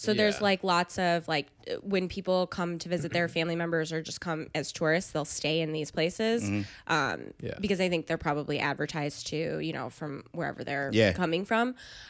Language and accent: English; Jamestown, New York, United States; also born or lived in Chicago; Jamestown, New York.